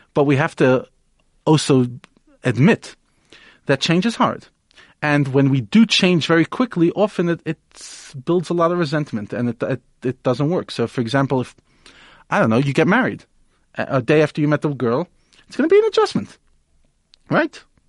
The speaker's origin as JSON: {"language": "English", "country": "United States", "tie": "born or raised there", "moved": "yes", "said": "I grew up in America"}